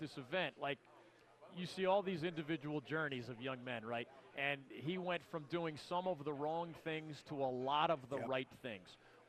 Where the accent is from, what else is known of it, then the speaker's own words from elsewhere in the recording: Philadelphia, Pennsylvania, United States; I grew up in Philadelphia